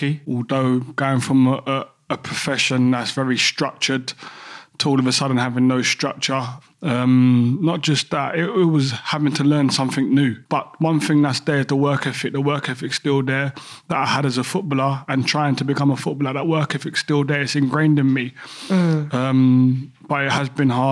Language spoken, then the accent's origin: English; London, United Kingdom; growing up in Peckham